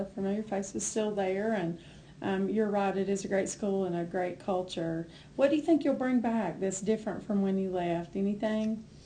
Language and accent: English; Haywood County, North Carolina, United States; moved away as an adult; also born or lived in Stanly County, North Carolina; I'm from Haywood County, but moved down there